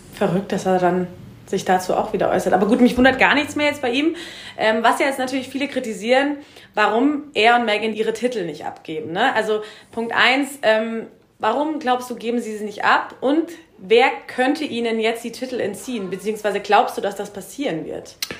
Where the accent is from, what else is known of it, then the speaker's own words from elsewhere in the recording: Germany; wir als Deutsche